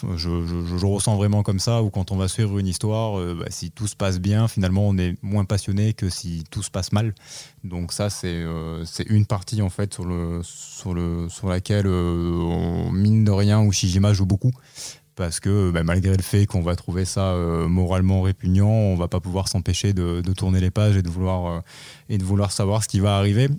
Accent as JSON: {"language": "French", "country": "France", "said": "qu'on n'est pas japonais mais qu'on est français"}